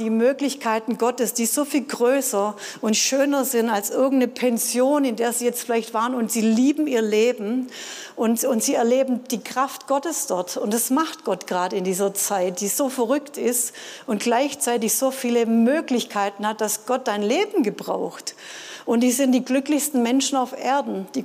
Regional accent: Baden-Württemberg, Germany; Ja, ich als Schwabe hätte vielleicht gedacht

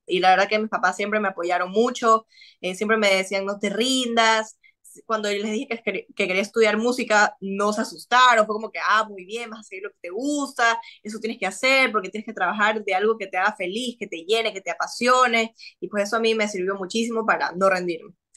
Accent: Ecuador; acá en Ecuador

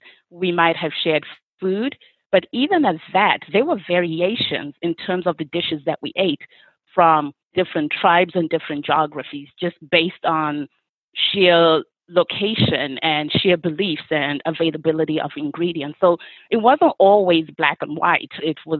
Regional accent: Zimbabwe; now in United States; I'm originally from Zimbabwe. And when I lived in Zimbabwe, I grew up in that society

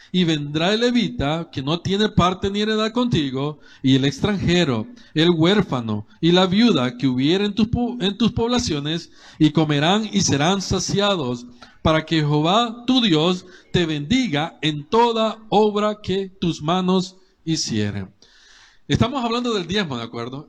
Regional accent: El Salvador; como cualquier salvadoreño

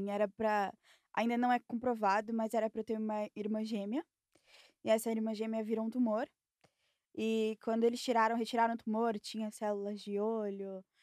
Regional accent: São Paulo, Brazil; Sou de São Paulo.

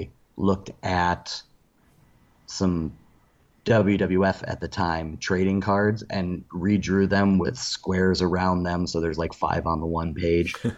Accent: Medina, Ohio, United States; I grew up mostly in Medina, Ohio, which is about 40 minutes south of Cleveland, Ohio

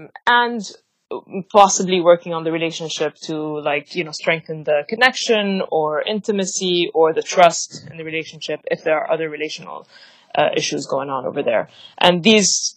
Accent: Lebanon; moved away as an adult; also born or lived in London, United Kingdom / Dubai, United Arab Emirates; now in New York, United States; I'm Lebanese, and I grew up in Lebanon.

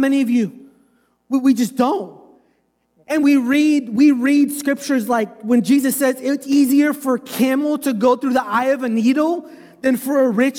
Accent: United States; I'm American

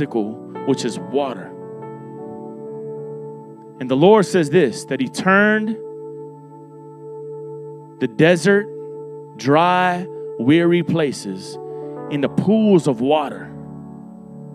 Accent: Miami, Florida, United States; I'm from Miami, Florida

